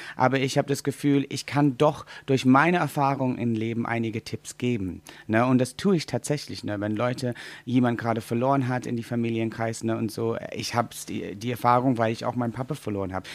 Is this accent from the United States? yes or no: no; England, United Kingdom; German is a second language; moved away; Wir als Engländer